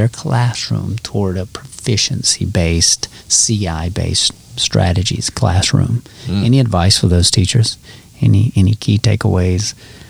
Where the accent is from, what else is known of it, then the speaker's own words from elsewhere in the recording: the South, United States; I'm from the South, so yeah, my accent automatically.